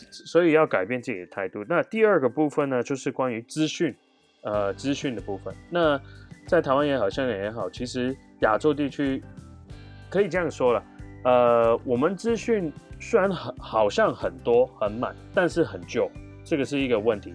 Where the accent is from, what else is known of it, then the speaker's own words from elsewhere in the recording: Hong Kong; moved away as an adult; also born or lived in Canada / United States / Japan; now in Taiwan; 我来自香港